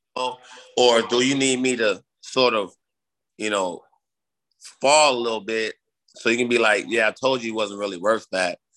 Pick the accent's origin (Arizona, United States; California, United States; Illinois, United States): Illinois, United States; Chicago; growing up in Chicago